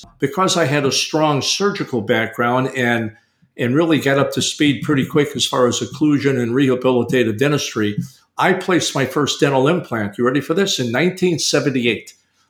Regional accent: Chicago, Illinois, United States; moved away; Chicago is my hometown, Erica. I was born in Chicagoland. I went to University of Illinois, College of Dentistry. I'm a Midwesterner. I am a Midwesterner.

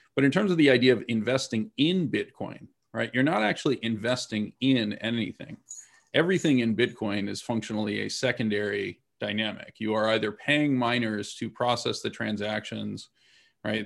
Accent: United States; I am an American citizen

